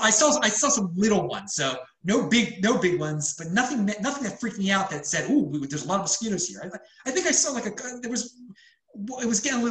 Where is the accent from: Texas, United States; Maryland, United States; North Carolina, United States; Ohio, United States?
Maryland, United States; Baltimore; now in Florida, United States; I'm from Baltimore. It gets humid up there too.